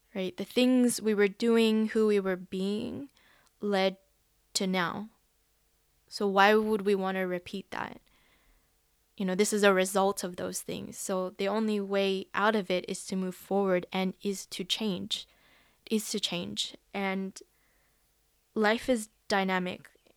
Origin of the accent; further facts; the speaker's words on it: Philippines; also born or lived in Western Sydney, Australia; now in Sydney, Australia; I am a Filipino